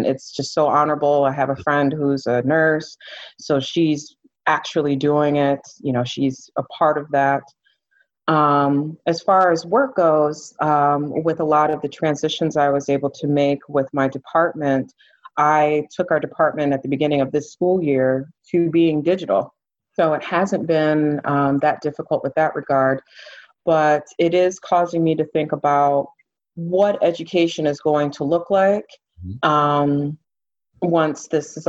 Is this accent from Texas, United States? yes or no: no; Ann Arbor, Michigan, United States; I'm originally from Ann Arbor, Michigan, and I went to Michigan State